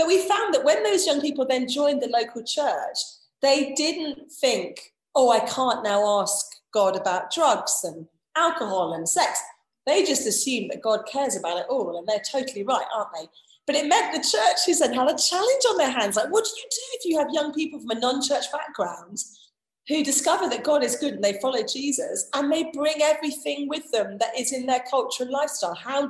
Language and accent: English; southern England, United Kingdom; accent: southern; moved away as an adult; also born or lived in London; now in Preston, United Kingdom; I'm a southerner living in the north. I think I'll always be a foreigner up here. I think they'll just hear my accent